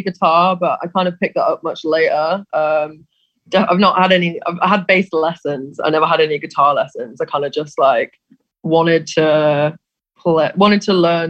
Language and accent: English; Warwick, West Midlands, United Kingdom; moved away as an adult; now in Manchester, United Kingdom; I'm from Warwick originally. I moved up to Manchester about 6 years ago, though.